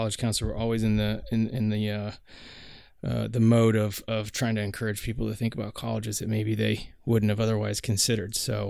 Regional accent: Portland, Oregon, United States; I'm from Portland, Oregon

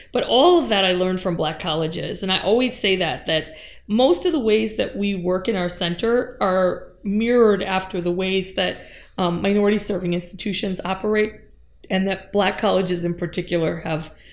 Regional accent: Upper Peninsula of Michigan, United States; I grew up in the Upper Peninsula of Michigan

